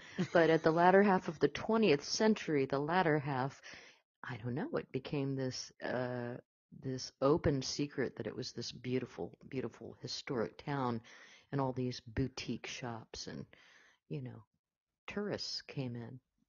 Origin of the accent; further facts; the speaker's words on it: Beaufort, South Carolina, United States; moved away; But I know this area very well, Beaufort, South Carolina. I was born there. I have family still